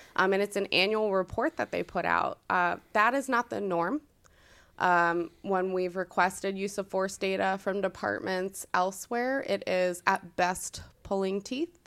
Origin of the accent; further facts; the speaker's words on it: Northern Virginia, United States; moved away as an adult; now in Hilliard, United States; I grew up in the Northern Virginia area